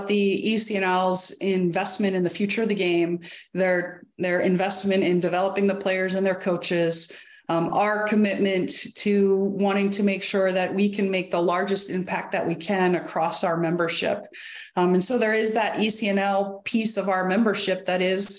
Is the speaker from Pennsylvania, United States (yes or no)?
yes; Bucks County, Eastern Pennsylvania, United States; I grew up in Eastern Pennsylvania, Bucks County, north of Philadelphia.